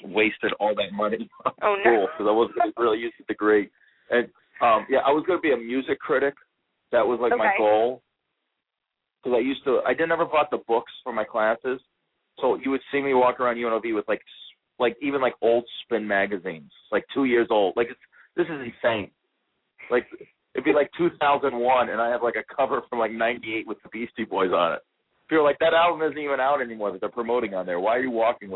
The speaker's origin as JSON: {"language": "English", "town": "Las Vegas", "region": "Nevada", "country": "United States", "tie": "born or raised there", "said": "I was born in Vegas"}